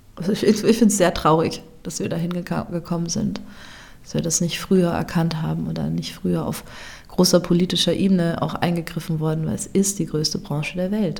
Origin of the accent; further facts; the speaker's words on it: Germany; moved away as an adult; also born or lived in South Tyrol, Italy; meine Heimat oder an die Orte an, an denen ich schon gelebt habe